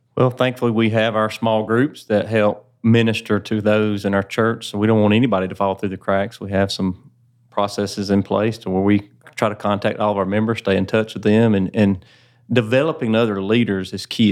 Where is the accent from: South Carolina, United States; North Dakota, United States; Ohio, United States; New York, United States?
South Carolina, United States; Woodruff; That's actually where I grew up, so it's. Uh, neat opportunity the Lord has given me to be able to serve there in my hometown